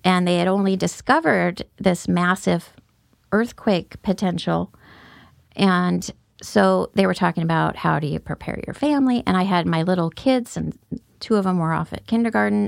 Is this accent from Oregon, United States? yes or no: yes; Salem, Oregon, United States; also born or lived in Roseburg, Oregon; I grew up in Salem mostly from third grade on